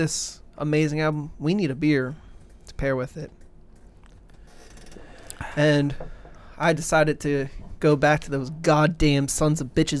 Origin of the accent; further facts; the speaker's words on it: United States; Because I'm goddamn American.